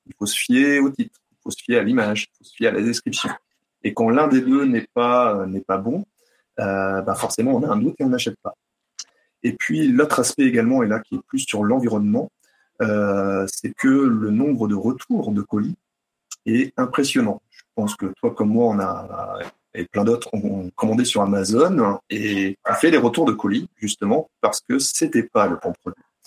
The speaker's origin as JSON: {"language": "French", "region": "Brittany", "country": "France", "said": "je suis breton"}